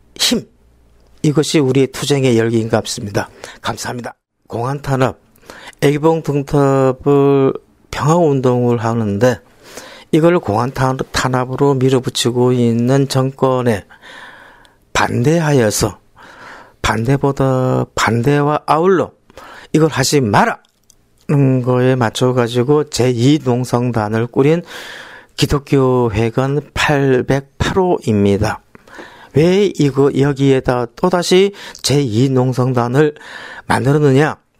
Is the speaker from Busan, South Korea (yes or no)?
yes; Busan, South Korea; 저는 부산에서 올라온